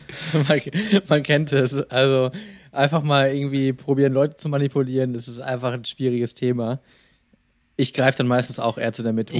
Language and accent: German; small town in central Westphalia, North Rhine-Westphalia, Germany; in einer noch kleineren mittelwestfälischen Stadt, meiner Heimatstadt.